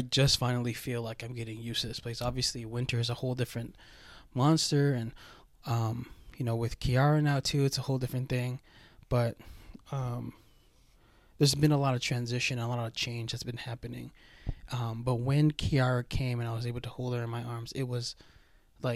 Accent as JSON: {"language": "English", "country": "United States", "tie": "born or raised there", "said": "a full-blooded Filipino, born and raised in America"}